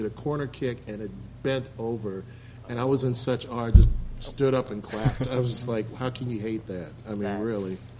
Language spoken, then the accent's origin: English; Cleveland, Ohio, United States; now in Dayton, United States; I grew up in Cleveland